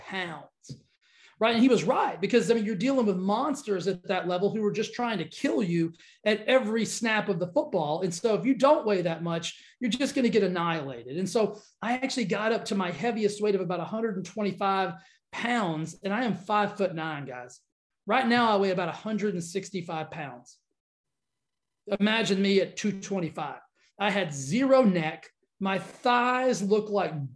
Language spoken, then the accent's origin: English; Texas, United States; growing up in Texas